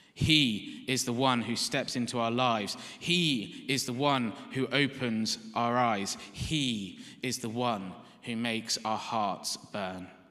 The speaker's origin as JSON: {"language": "English", "country": "United Kingdom", "said": "we're British"}